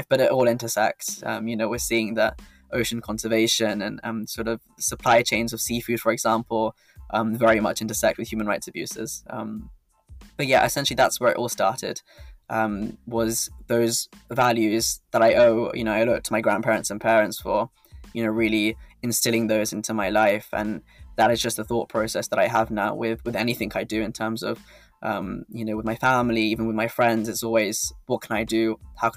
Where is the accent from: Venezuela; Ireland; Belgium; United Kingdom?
United Kingdom; As a man born in the UK, you know, having the UK nationality